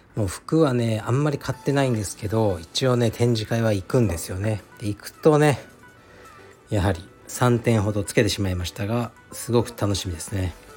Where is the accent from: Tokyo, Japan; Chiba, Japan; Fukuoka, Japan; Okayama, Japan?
Fukuoka, Japan; moved away; 僕の実家福岡